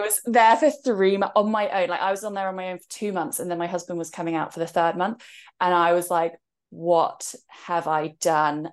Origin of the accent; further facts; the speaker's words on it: England, United Kingdom; So, I'm in England right now, and that's also where I was born, as you could tell from my accent